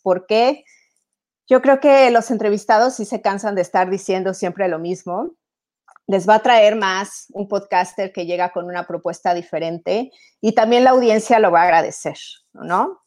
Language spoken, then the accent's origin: Spanish; Mexico; moved away as an adult; also born or lived in Italy; now in Europe; soy mexicana, soy italiana, tengo 15 años viviendo en Europa